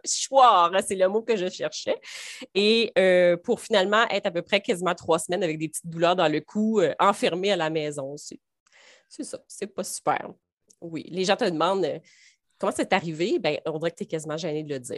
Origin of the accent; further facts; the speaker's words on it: Baie-Comeau, Quebec, Canada; moved away as an adult; also born or lived in Saguenay; ça sonne Saguenay, mais je suis native de la Côte-Nord.